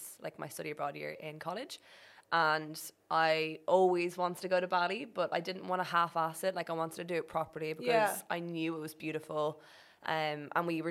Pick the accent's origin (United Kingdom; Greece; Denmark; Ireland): Ireland; moved away as an adult; went back to Ireland